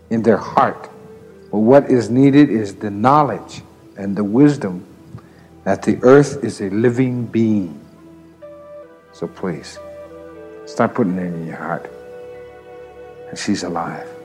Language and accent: English; Yellow Thunder Village, Black Hills, South Dakota, United States; I am an ally and I come from Yellow Thunder Village in our very sacred Black Hills, our holy land.